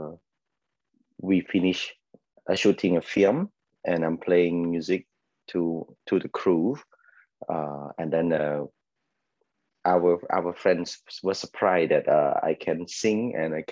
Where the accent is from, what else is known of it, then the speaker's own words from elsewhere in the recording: Ratanakiri, Cambodia; also born or lived in Phnom Penh; I'm actually from Ratanakiri province. I grew up in, the farthest province in Cambodia